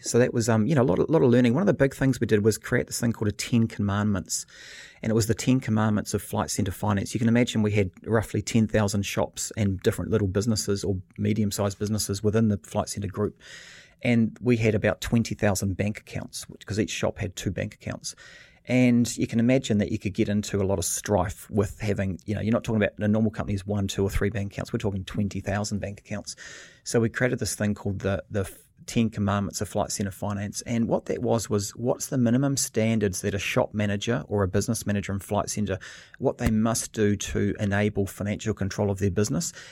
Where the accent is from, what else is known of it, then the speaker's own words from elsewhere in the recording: New Zealand; moved away as an adult; also born or lived in Australia; being a Kiwi moving to Australia, 'cause in New Zealand, you know, I grew up